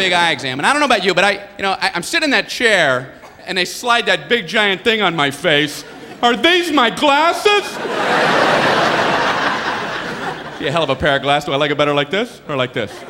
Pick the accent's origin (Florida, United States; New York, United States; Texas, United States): Florida, United States; Miami; moved away as an adult; also born or lived in Ohio; I grew up in Miami, Florida, went to a small college in Ohio.